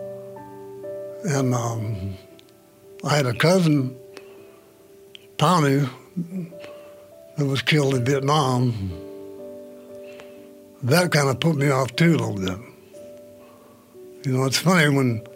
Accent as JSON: {"language": "English", "town": "Roseville", "region": "California", "country": "United States", "tie": "born or raised there", "said": "I grew up in the Roseville area"}